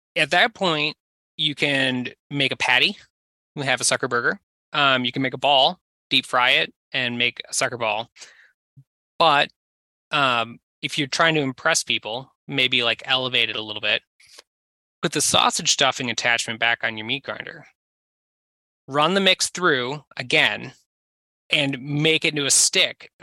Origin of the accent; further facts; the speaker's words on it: southern Minnesota, United States; I was from southern Minnesota